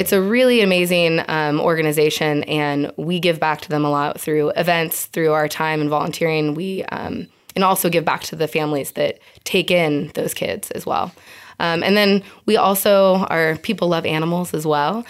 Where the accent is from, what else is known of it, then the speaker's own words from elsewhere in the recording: Eugene, Oregon, United States; moved away as an adult; now in San Diego, United States; I grew up with Star in Eugene, Oregon